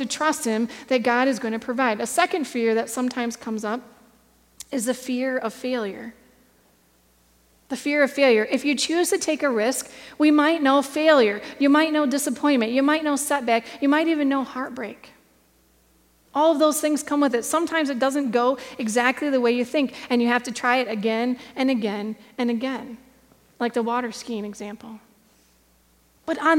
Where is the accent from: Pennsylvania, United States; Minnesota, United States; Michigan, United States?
Michigan, United States; I grew up here in Michigan.